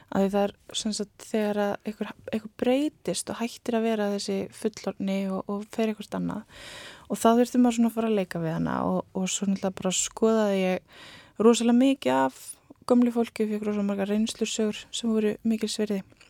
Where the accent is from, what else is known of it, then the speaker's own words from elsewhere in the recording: Hólar, Rangárvellir, Southern Region, Iceland; ég er frá Hólum og Rangólum sem er næst öfsti heklubærin